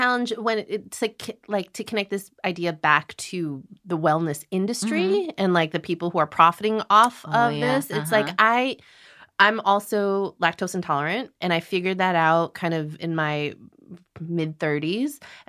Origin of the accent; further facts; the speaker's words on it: Illinois, United States; I grew up in Illinois.